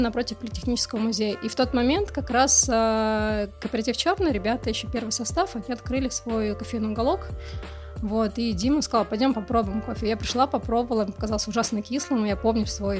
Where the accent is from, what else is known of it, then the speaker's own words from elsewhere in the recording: Moscow, Russia; я родилась в Москве, ходила в школу